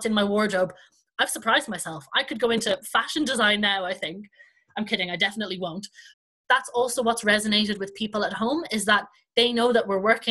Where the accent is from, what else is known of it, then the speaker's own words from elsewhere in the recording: Ireland; accent: Irish; my Irish accent